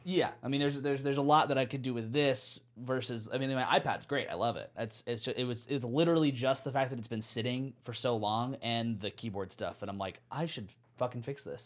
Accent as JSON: {"language": "English", "country": "United States", "said": "Maybe I'm just American"}